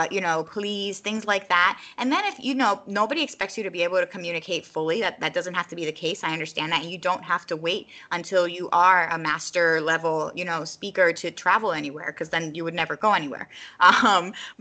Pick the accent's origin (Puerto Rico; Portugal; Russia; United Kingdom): Puerto Rico; first language Spanish; moved away; I was born in Puerto Rico, so I guess it's technically my first language, but I think and I speak more comfortably in English